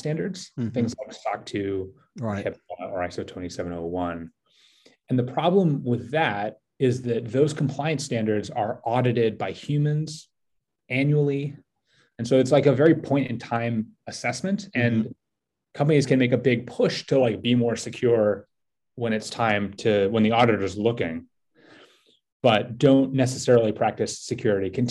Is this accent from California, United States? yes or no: yes; San Francisco, California, United States; also born or lived in New York City; I grew up in San Francisco and lived in New York for about a decade